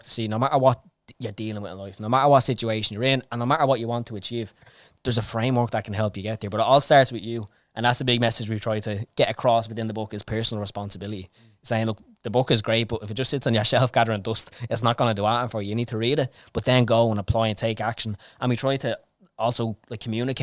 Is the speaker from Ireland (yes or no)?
yes; Dublin, Leinster, Ireland; born or raised there